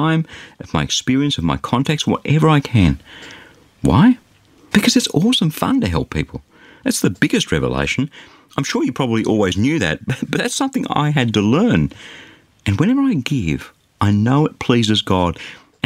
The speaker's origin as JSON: {"language": "English", "country": "Australia", "tie": "born or raised there", "said": "As an Australian, I'm blessed to be born in a safe and relatively affluent society"}